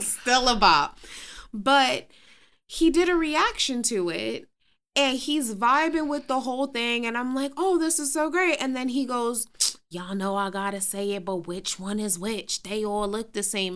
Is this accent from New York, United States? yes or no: yes; New York City, New York, United States; I was Queens born and raised.